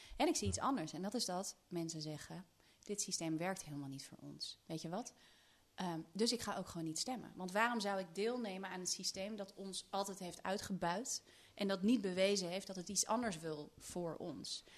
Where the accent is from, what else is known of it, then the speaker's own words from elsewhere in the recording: Netherlands; ik kom natuurlijk uit Nederland en in Nederland zijn we toch iets dempender